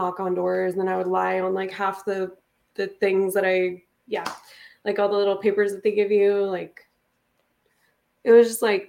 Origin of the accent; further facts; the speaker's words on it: Las Vegas, Nevada, United States; I grew up in Vegas.